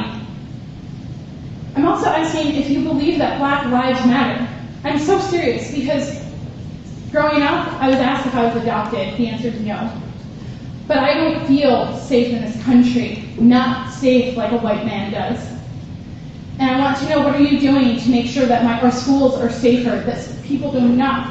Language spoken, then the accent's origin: English; Farmington, Minnesota, United States; I grew up in Farmington